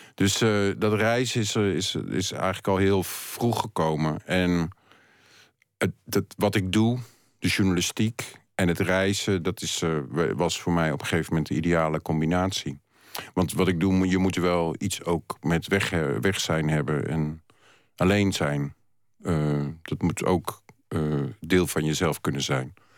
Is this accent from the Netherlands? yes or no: yes; Utrecht, Netherlands; moved away as an adult; also born or lived in Gouda; now in Amsterdam, Netherlands; ik eh, ben geboren in Utrecht. En daar tot, heb ik tot mijn middelbare school eh, gewoond.